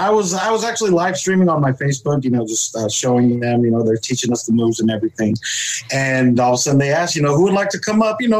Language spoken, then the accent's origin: English; California, United States; where are you from? And I just said, I'm from California. Like … from California.